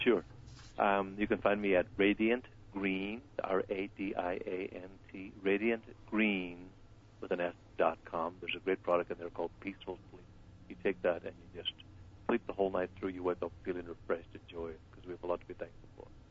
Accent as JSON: {"language": "English", "country": "Ireland", "tie": "born or raised there", "moved": "yes", "lives_now": "Ventura County, United States", "said": "kids growing up in Ireland"}